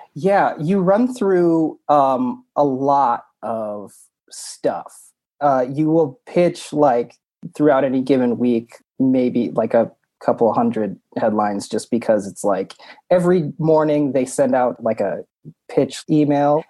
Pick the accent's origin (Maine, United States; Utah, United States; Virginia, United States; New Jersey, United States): Utah, United States; now in Chicago, United States; I grew up in Utah. I moved out to Chicago to do comedy.